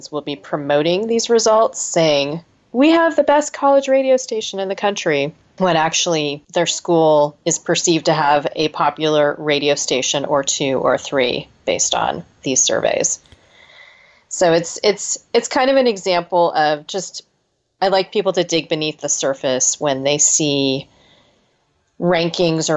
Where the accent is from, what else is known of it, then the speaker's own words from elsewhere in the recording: California, United States; as a Californian